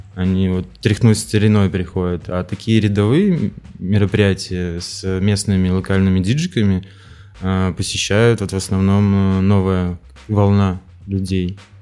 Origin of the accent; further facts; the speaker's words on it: Farinovo, Vitebsk Region, Belarus; я родился под Полоцком в деревне, ну, это городской поселок, Фариново называется